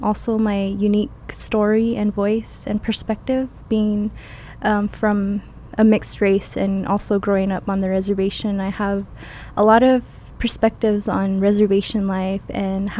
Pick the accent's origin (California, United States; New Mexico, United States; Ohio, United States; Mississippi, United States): New Mexico, United States; Jemez Pueblo; also born or lived in Albuquerque, New Mexico; I was born here in Albuquerque and adopted and raised in Jemez Pueblo for my full life